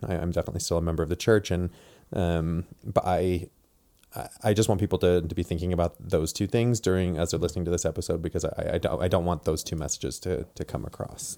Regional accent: Provo, Utah, United States; also born or lived in Tacoma, Washington / Indiana / Washington; I'm from Provo, Utah, born and raised. Um, grew up here

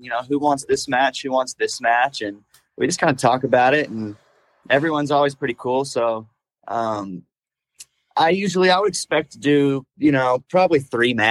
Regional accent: Oklahoma City, Oklahoma, United States; here in Oklahoma City, in my home state.

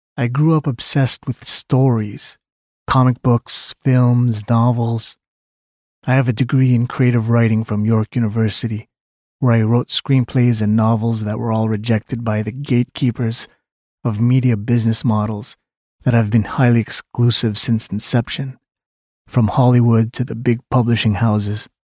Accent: Canada; I was born in Canada to Filipino parents

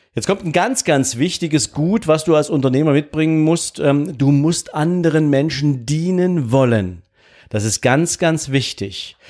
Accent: East Germany, Germany; ich wollte nicht ausreisen aus diesem Land, was ja meine Heimat war

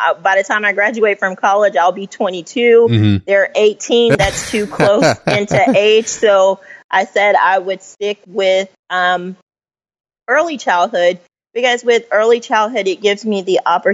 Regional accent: Cobb County, north of Atlanta, Georgia, United States; also born or lived in Tennessee; I was raised just north of Atlanta in Cobb County.

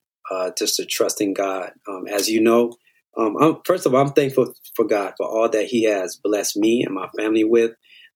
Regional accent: Miami, Florida, United States; We're all from Miami

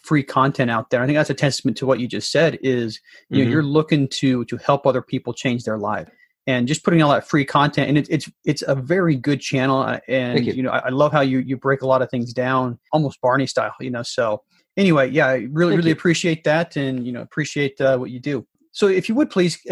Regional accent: Salt Lake City, Utah, United States; I was born and raised in Salt Lake City

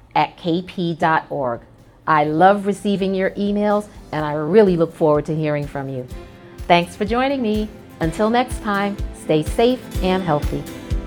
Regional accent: New York City, New York, United States; I'm a proud native New Yorker, born and raised in Brooklyn

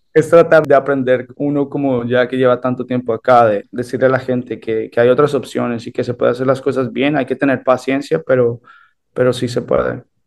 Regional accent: Weston, Florida, United States; also born or lived in Colombia / Canary Islands, Spain; me crié en los Estados Unidos

